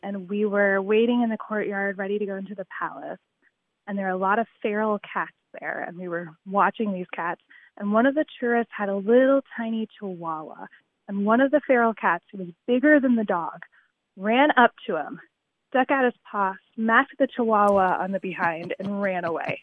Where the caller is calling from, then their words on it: Indianapolis, Indiana, United States; I'm calling from Indianapolis.